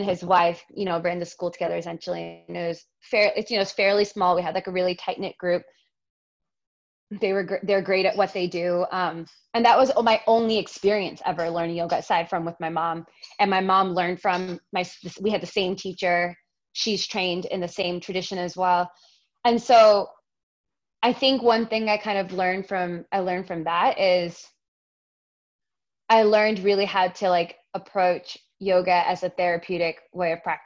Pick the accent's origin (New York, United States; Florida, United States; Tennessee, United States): New York, United States; I was born and raised in New York, even, you know, in an Indian family